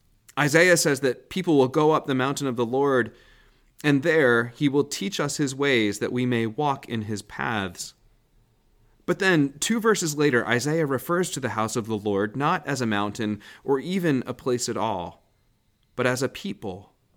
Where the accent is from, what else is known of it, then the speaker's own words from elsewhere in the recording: New Jersey, United States; moved away as an adult; also born or lived in Southern California; Growing up in New Jersey